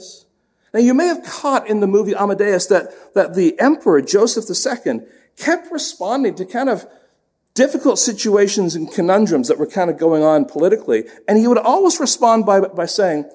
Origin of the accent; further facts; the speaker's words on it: England, United Kingdom; moved away; when I was young, growing up in England